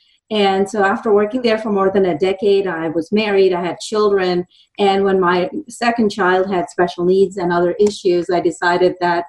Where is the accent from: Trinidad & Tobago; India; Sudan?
India; moved away as an adult; now in Dallas, United States; I've lived in Dallas for almost 30 years. I moved here from India with the intention of being an electrical engineer.